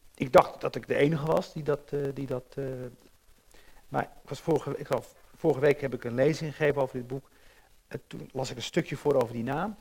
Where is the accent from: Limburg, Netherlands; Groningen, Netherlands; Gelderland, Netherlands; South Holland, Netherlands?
South Holland, Netherlands; Rotterdam; Als jonge jongen ging ik wel eens in lijn 3 zitten om helemaal naar de remise te rijden. Ik, ik ben op in Rotterdam